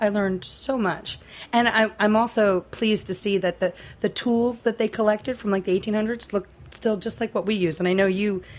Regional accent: New York City, New York, United States; moved away as an adult; now in New Orleans, United States; I'm from New York. New York City.

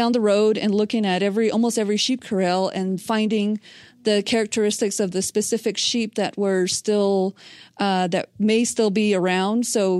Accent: Navajo Nation, United States; I'm from the Navajo Nation. I work and operate on the tribal reservation, and I grew up there, and I grew up on a ranch

